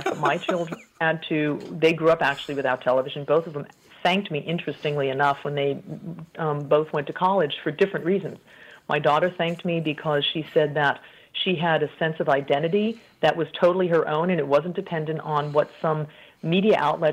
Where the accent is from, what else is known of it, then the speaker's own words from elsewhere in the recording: Colorado, United States; moved away as an adult; I'm a native of Colorado, but I moved overseas quite early. Actually, I had not yet finished college